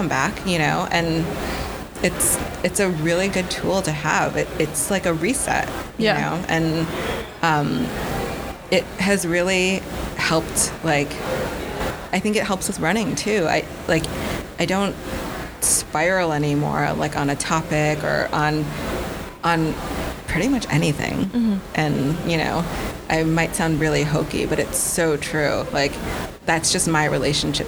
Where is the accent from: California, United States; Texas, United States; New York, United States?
New York, United States; Buffalo; now in New York City, United States; I was born in New York City. When I was 1 year old, my family moved.